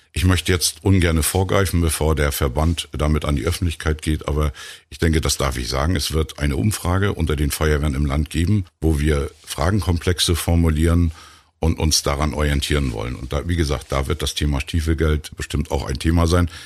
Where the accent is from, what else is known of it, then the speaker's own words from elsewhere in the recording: Rostock, Mecklenburg-Vorpommern, Germany; als Rostocker